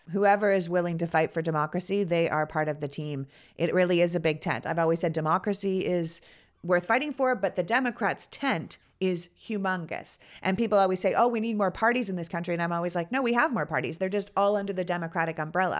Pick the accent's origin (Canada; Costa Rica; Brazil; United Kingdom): Canada; Toronto, Ontario; now in United States; I was born in Toronto